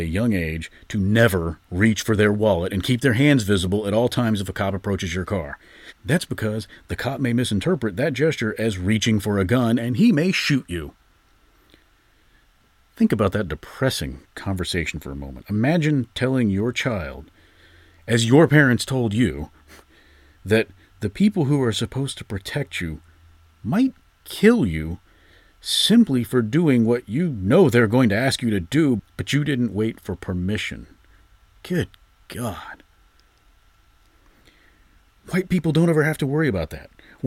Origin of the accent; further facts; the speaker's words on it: Georgia, United States; my home state of Georgia